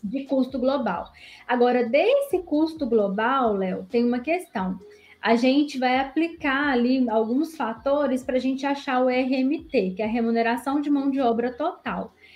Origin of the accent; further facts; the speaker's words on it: interior of Minas Gerais, Brazil; sou daqui do interior de Minas, estou mais ou menos uns 90 quilômetros da capital